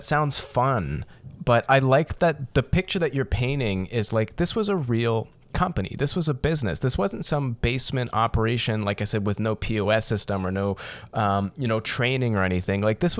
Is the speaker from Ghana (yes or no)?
no; Windsor, Ontario, Canada; so I'm from Windsor, Ontario, here down in South Ontario.